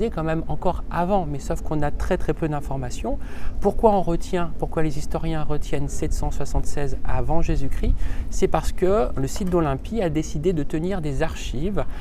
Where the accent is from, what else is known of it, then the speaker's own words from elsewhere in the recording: Haute-Savoie, Auvergne-Rhône-Alpes, France; now in Lyon, France; Et je viens de Haute-Savoie, donc c'était le département voisin.